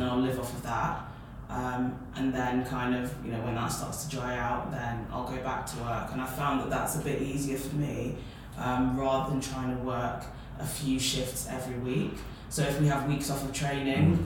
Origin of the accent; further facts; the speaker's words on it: Peterborough, East of England, United Kingdom; moved away as an adult; now in Bristol, United Kingdom; my hometown is Peterborough, so I had to move from Peterborough to Bristol for uni